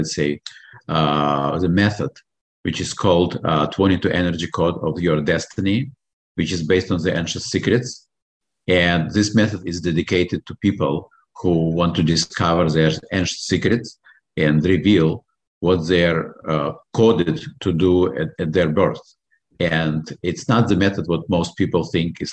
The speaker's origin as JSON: {"language": "English", "country": "Belarus", "accent": "foreign accent", "second_language": "English", "moved": "as an adult", "lives_now": "Baltimore, United States", "said": "When I come from Belarus, I am American citizen, and I come in America almost 30 years ago."}